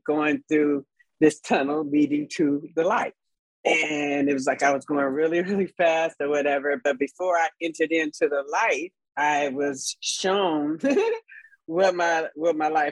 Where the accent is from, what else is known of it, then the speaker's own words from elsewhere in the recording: Los Angeles, California, United States; I grew up in South Central Los Angeles